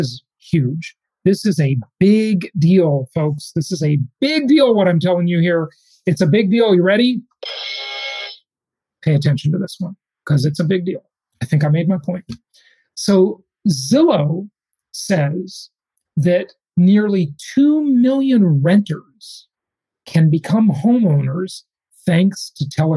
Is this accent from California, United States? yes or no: yes; Los Angeles, California, United States; moved away; One of them is my hometown. It's number one, Los Angeles, California. I grew up